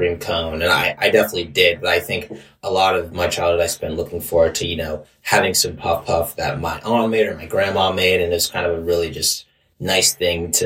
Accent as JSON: {"language": "English", "town": "Doylestown", "region": "Pennsylvania", "country": "United States", "tie": "born or raised there", "moved": "yes", "lives_now": "Washington, D.C., United States", "said": "I grew up outside of Philadelphia"}